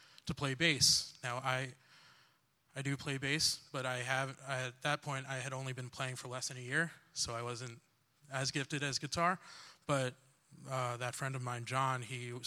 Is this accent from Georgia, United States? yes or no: no; New York, United States; moved away as an adult; now in New Jersey, United States; And originally I'm from New York, but my dad was like, hey, move in with me and my wife in Jersey